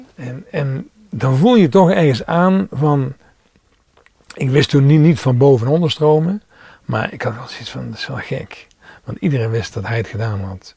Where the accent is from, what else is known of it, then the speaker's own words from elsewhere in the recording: Limburg, Netherlands; now in North Brabant, Netherlands; ik kom daar zelf ook vandaan